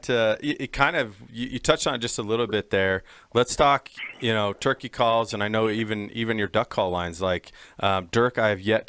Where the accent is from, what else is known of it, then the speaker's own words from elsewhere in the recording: Nebraska, United States; I grew up in Nebraska and grew up on like waterfowl ground, North Platte, South Platte rivers